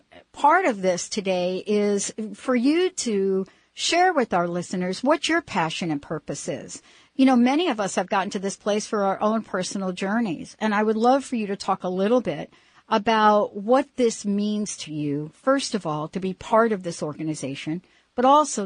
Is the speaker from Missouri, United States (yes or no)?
no; New Jersey, United States; now in Pacific Northwest, United States; it was because I was from New Jersey.